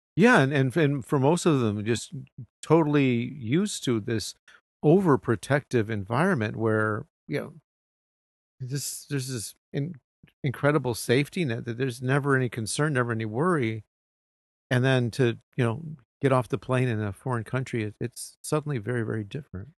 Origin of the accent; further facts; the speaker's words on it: United States; moved away as an adult; now in Japan; I'm an American.